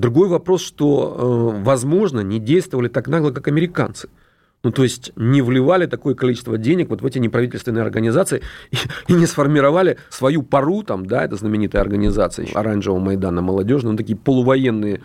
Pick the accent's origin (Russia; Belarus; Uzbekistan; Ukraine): Ukraine; Dnipro, Dnipropetrovsk Oblast; я сам родом из Днепропетровска